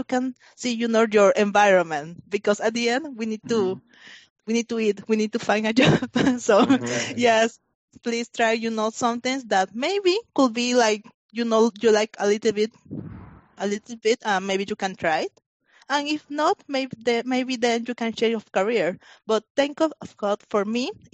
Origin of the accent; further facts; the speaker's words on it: Panama; moved away; I grew up in Panama. So I finished my high school in Panama.